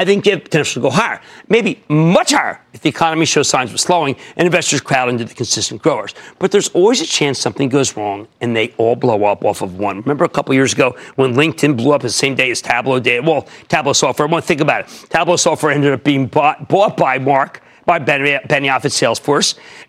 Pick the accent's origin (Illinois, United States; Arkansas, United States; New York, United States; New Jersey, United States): New Jersey, United States; Now I need to speak to Eileen in my home state of New Jersey.